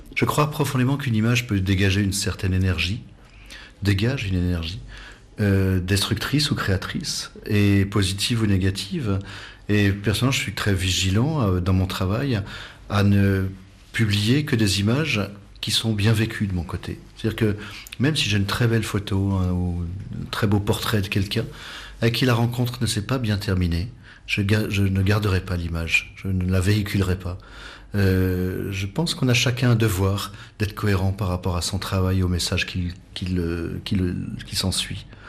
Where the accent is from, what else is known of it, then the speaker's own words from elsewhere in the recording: Savoie, Auvergne-Rhône-Alpes, France; moved away as an adult; also born or lived in Himalaya; je suis savoyard, euh, né en Savoie, donc euh, montagnard